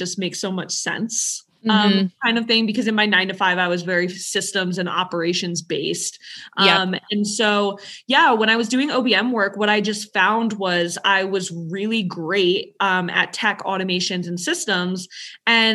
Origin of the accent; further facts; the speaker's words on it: New York, United States; I'm from New York.